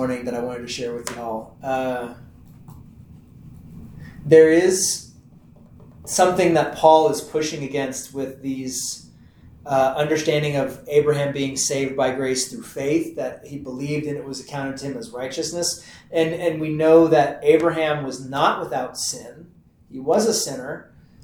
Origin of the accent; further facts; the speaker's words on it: Texas, United States; I'm from Texas